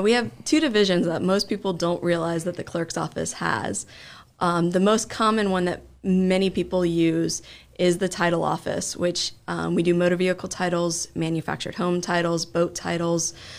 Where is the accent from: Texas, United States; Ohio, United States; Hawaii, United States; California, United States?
Ohio, United States; Springfield; I grew up in Springfield